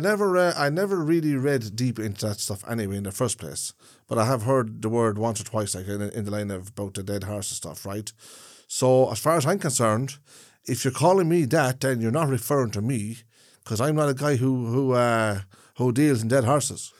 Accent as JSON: {"language": "English", "country": "Ireland", "said": "as an Irishman"}